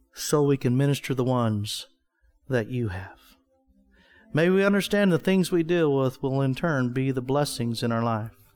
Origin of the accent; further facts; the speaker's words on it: Wichita Falls, Texas, United States; moved away; I was from Wichita Falls, Texas